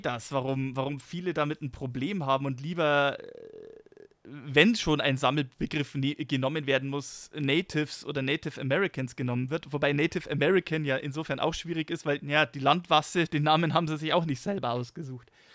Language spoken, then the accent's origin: German; Germany; bei uns in Deutschland